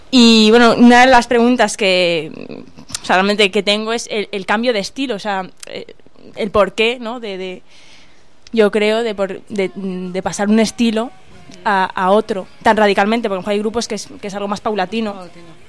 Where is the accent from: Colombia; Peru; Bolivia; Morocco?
Morocco; yo soy de Marruecos